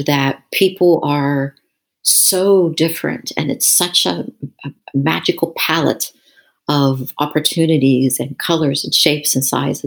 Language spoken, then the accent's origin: English; Clearfield, Pennsylvania, United States; born or raised there; moved away as an adult; also born or lived in Taiwan